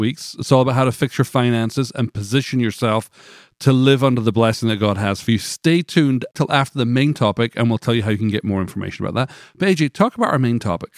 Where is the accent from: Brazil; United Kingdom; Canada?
United Kingdom; moved away as an adult; now in Nashville, United States; coming from the U K